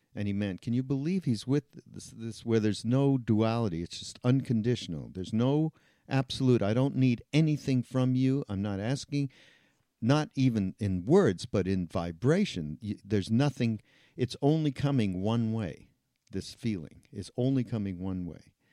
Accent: Canada; I'm from Canada

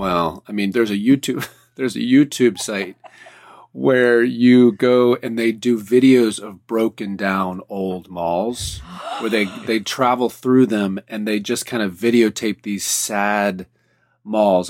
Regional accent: the South, United States; being from the East Coast, the South

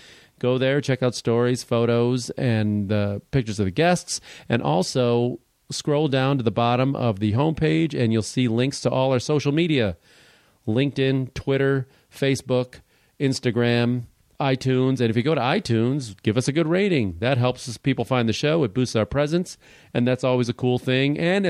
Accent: Chicago, Illinois, United States; you and I are both Chicago natives.

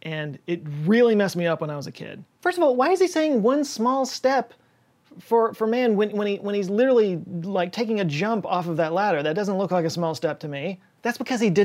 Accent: Texas, United States; I'm from Texas, so I am not in any place to make fun of anybody else's accent

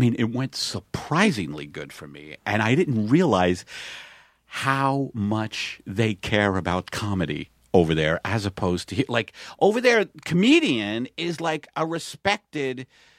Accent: Staten Island, New York, United States; because I come from Staten Island where people don't travel.

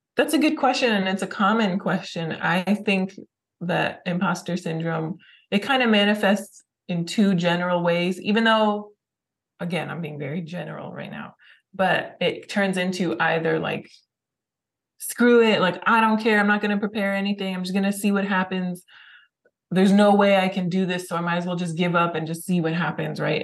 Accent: California, United States; I grew up in California.

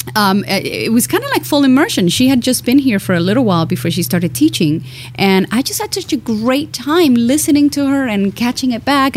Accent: Cuba; I'm Cuban

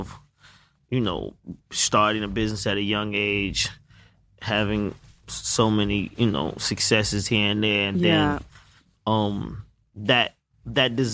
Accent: Atlanta, Georgia, United States; I'm from Atlanta.

